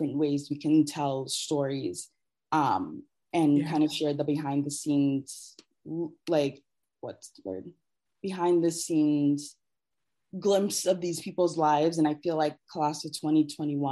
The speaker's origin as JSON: {"language": "English", "town": "Columbus", "region": "Ohio", "country": "United States", "tie": "born or raised there", "said": "I grew up outside of Columbus"}